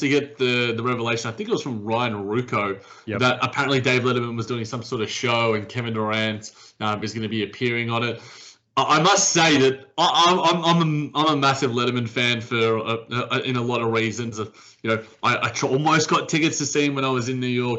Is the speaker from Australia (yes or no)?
yes; Australia; as an Australian